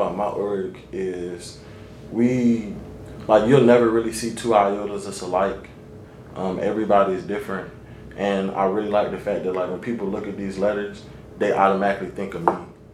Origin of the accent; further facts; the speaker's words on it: Henderson, North Carolina, United States; I come from Henderson